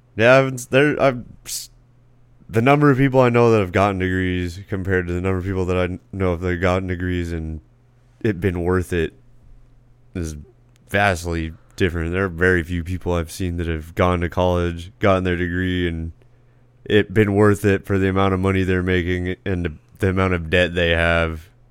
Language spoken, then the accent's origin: English; Casa Grande, Arizona, United States; also born or lived in Phoenix, Arizona / Ak-Chin reservation, Arizona; I was born in Phoenix Indian Hospital. I grew up in Casa Grande for a little bit